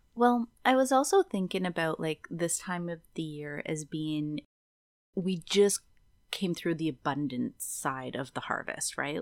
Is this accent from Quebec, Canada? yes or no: yes; Kazabazua, Quebec, Canada; now in British Columbia, Canada; where I'm from, just l, an hour north of Quebec, on the Quebec side from Ottawa, is my hometown is called Casabazua